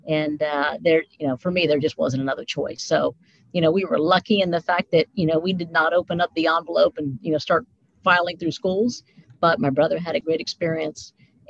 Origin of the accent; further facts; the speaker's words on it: Mount Vernon, Ohio, United States; So we grew up in Mount Vernon, Ohio